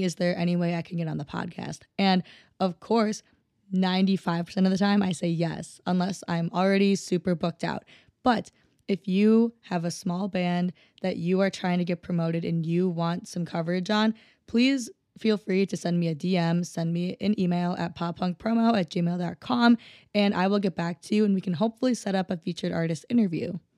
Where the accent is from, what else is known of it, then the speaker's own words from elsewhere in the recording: Minnesota, United States; I'm from Minnesota